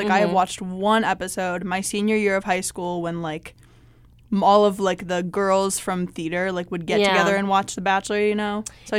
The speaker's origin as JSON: {"language": "English", "town": "Des Moines", "region": "Iowa", "country": "United States", "tie": "born or raised there", "said": "I am. Oh, yep. Yeah. I'm from Des Moines."}